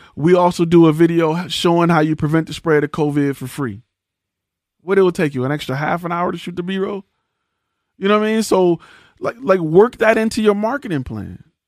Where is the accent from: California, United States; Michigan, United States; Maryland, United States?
Michigan, United States; Detroit; now in Texas, United States; I'm from Detroit